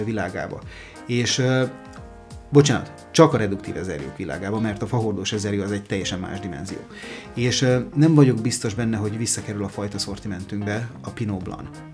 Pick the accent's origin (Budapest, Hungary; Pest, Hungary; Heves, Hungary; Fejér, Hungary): Fejér, Hungary; Mór; mi Moron svábok vagyunk